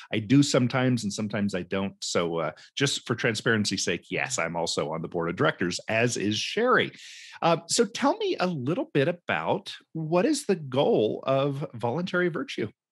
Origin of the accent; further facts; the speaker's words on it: Cumberland Plateau, Tennessee, United States; moved away; my childhood growing up in Tennessee and, uh, up on the Cumberland Plateau in a Mennonite community